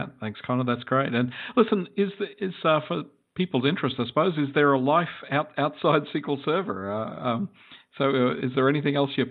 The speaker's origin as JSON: {"language": "English", "country": "Australia", "said": "as an Australian, I grew up playing baseball"}